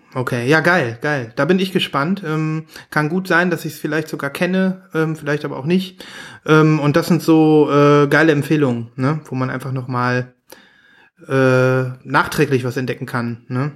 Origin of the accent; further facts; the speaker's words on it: near Münster, North Rhine-Westphalia, Germany; in der Nähe von Münster, in so einem kleinen, kleinen süßen Kaff.